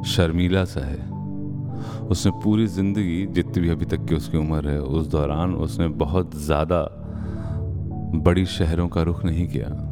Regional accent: Varanasi, Uttar Pradesh, India; accent: Banarasi; moved away; हमारी जुबान बनारस की जुबान है

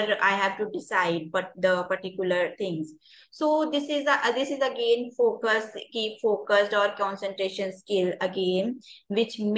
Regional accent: India

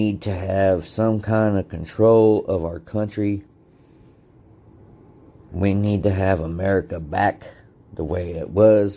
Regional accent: United States

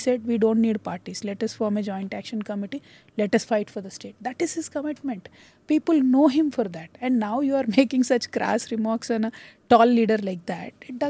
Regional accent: South India, India; also born or lived in United States; I'm a South Indian person from a regional party, which now turned a national party.

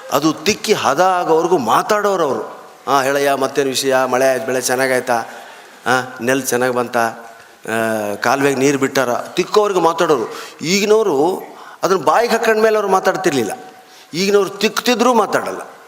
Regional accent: North Karnataka, India; now in Bangalore, India; ಬೆಂಗಳೂರು ಅರ್ಧ ನಮ್ಮ ಉತ್ತರ ಕರ್ನಾಟಕನೇ ನಾವಿರೋ ಏರಿಯಾ ಅಂತೂ ಬರೀ ಉತ್ತರ ಕರ್ನಾಟಕದವರೇ

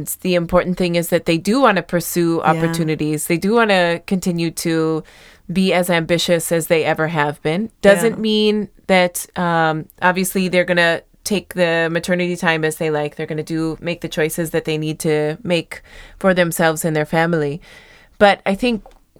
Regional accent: United States; moved away; where I grew up in the States

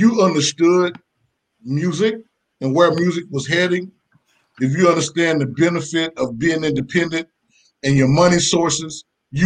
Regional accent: Macon, Georgia, United States; I grew up in Macon, Georgia

